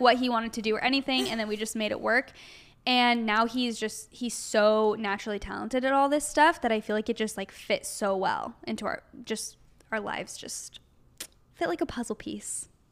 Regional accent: Arizona, United States; now in Los Angeles, United States; we're both from Arizona originally

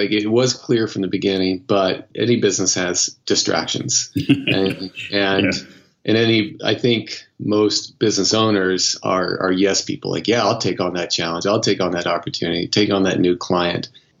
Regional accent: Missouri, United States; moved away as an adult; now in New York City, United States; So I moved to New York City from Missouri 15 years ago and loved moving to the city

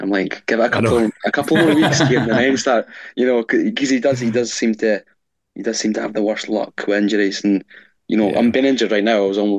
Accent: Munich, Bavaria, Germany; I'm from Munich. And like, you know, it's a bit full circle.

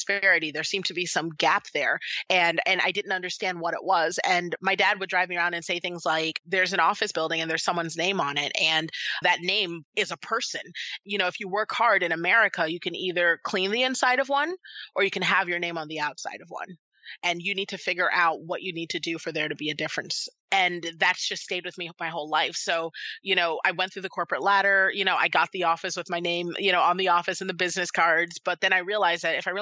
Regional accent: Washington, District of Columbia, United States; I grew up in Washington, D.C., and I'm the daughter of two African immigrants

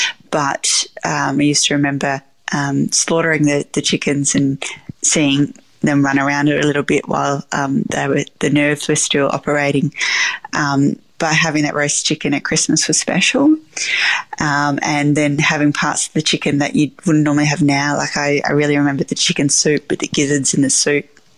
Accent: Bordertown, South Australia, Australia; So I grew up on the farm. My grandparents were there, and it was great. And growing up in Bordertown was a lovely place to grow up.

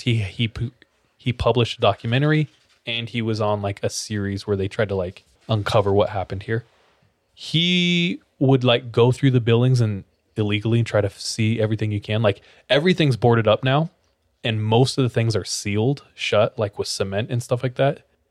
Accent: California, United States; I'm from California

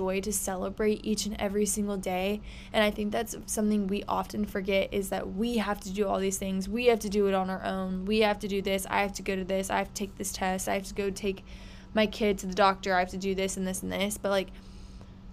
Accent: Houston, Texas, United States; I am from Houston, Texas, so love Texas. Born and raised, have lived here my whole life.

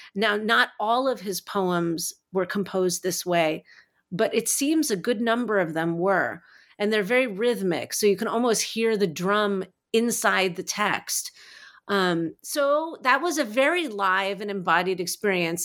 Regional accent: New Jersey, United States; also born or lived in New York City; I grew up in Jersey. I was born in New York City.

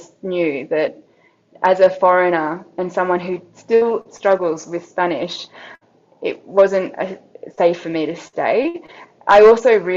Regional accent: Brisbane, Queensland, Australia; I come from Brisbane in Australia, but I mean, everyone moves around a lot, so I've lived in all sorts of different places, but Australia is definitely home for me.

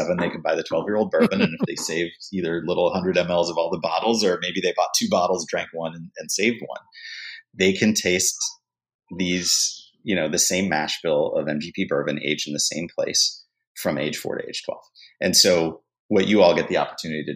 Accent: outside of Boston, Massachusetts, United States; moved away as an adult; now in New Orleans, United States; I grew up in Massachusetts

